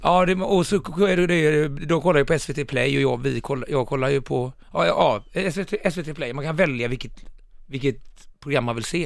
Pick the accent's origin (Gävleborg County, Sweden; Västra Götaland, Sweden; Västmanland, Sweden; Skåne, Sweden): Västra Götaland, Sweden; Mölnlycke; now in Stockholm, Sweden; när jag växte upp i Mölnlycke